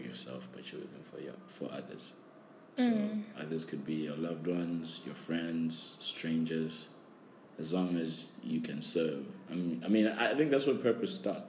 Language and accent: English; South Africa; now in Hainan, China; I am from South Africa